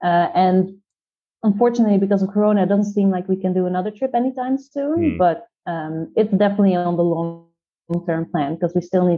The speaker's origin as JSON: {"language": "English", "town": "Haifa", "region": "Haifa District", "country": "Israel", "tie": "born or raised there", "said": "I started doing my PhD at my hometown university in Israel, in Haifa."}